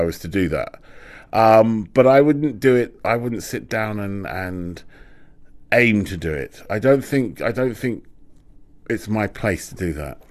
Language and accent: English; London, United Kingdom; I'm a Londoner. That's that's my relationship with London